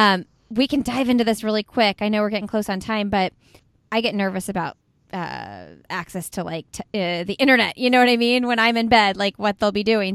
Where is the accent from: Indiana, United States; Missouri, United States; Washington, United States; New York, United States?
Indiana, United States; Indianapolis; That is my hometown where I live